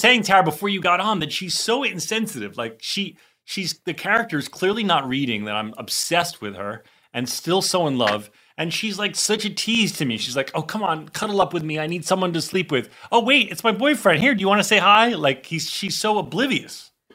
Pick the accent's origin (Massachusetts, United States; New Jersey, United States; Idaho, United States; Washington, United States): New Jersey, United States; I grew up in Jersey too